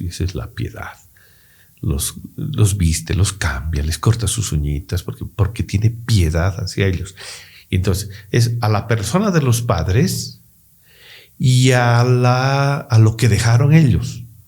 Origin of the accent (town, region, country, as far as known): Bolivia